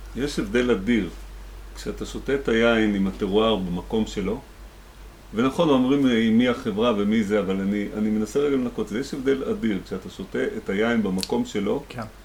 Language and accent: Hebrew; Rehovot, Central District, Israel; born or raised there; also born or lived in the Valley (Jezreel Valley)